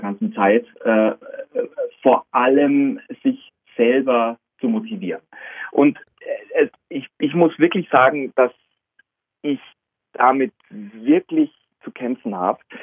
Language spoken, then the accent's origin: German; Augsburg, Bavaria, Germany; zu Hause in meiner Heimatstadt Augsburg